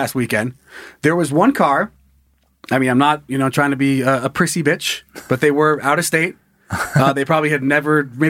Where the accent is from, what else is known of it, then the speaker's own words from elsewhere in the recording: Sun Valley, Idaho, United States; a town like where I grew up in Sun Valley, Idaho, you're already at 6,500 feet.